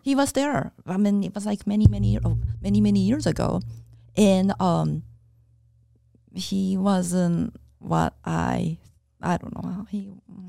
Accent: Japan; now in United States; when I was growing up in Japan, I used to watch Popeye in Japanese.

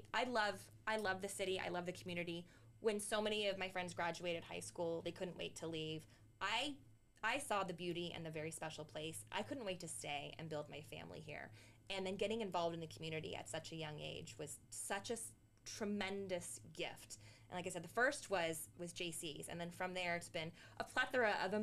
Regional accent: Santa Clarita, California, United States; born or raised there; also born or lived in Northridge, California / Granada Hills, California

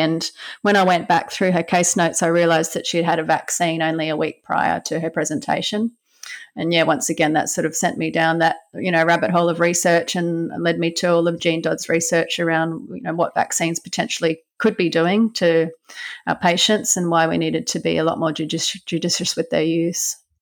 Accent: Brisbane, Queensland, Australia; I grew up in Brisbane on the east coast of Australia. Yeah, small little suburb called Banyo on the north side of Brisbane

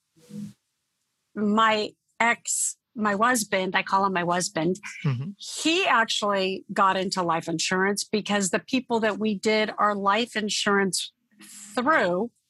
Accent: Torrance, California, United States; also born or lived in Oakland, California; I grew up in the South Bay area of California. So I'm a Southern California girl. And I was born in Oakland, California, but moved when I was a baby to the Torrance area and South Bay area.

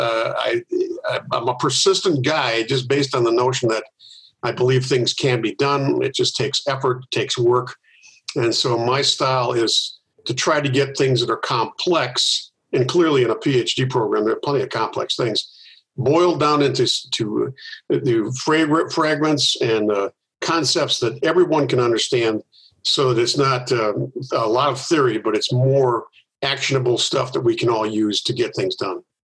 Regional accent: Milwaukee, Wisconsin, United States; I, have lived here most of my life. I was born in Milwaukee.

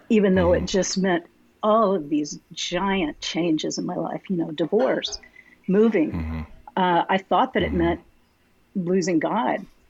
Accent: Arlington, Texas, United States; I was born and raised in Arlington, uh, so I'm a mm-hmm. native Texan

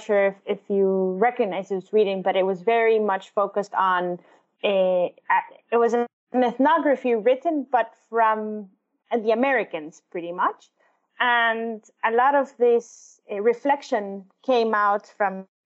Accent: El Salvador; moved away; I was born and raised in El Salvador

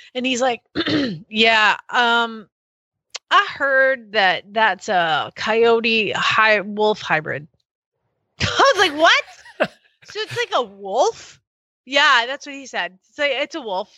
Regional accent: Georgia, United States

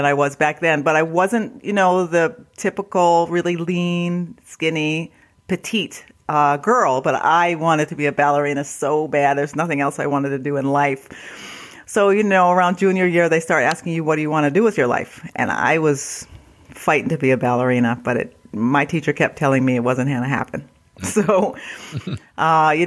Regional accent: northeast United States, United States; also born or lived in Canada; I was born there. We stayed there for maybe 4 or 5 years, and then we moved down into the northeast portion of the United States.

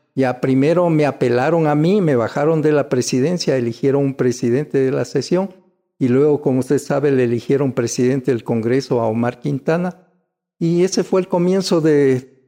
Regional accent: Quito, Pichincha, Ecuador; yo ya nací en Quito. Yo soy auténticamente quiteño, estudié en la escuela Espejo tradicional municipal

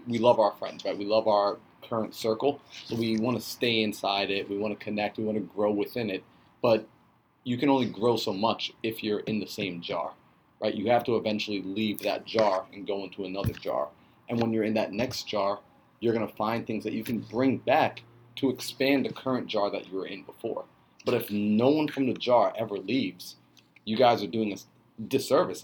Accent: New York, United States; we're from New York

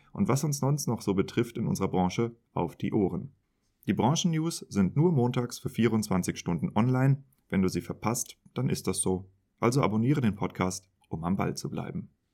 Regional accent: Germany; accent: German; wie ich mit Denglisch klinge, also meinem deutschen Akzent

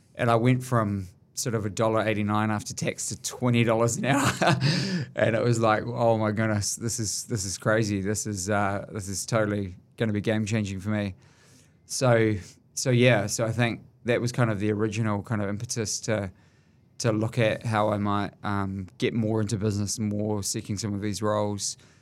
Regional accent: Auckland, New Zealand; I grew up from quite a humble sort of background

